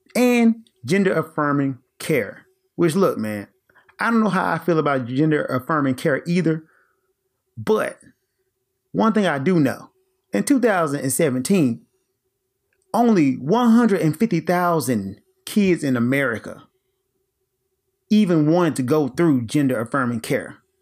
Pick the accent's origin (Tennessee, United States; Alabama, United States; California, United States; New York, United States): Tennessee, United States; Memphis; moved away as an adult; also born or lived in Japan; I am presently relocated into my home state, Tennessee, in the great city of Memphis